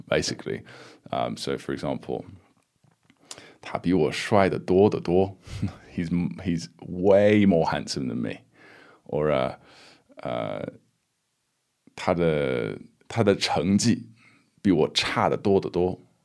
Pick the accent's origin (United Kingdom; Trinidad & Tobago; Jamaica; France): United Kingdom; I'm British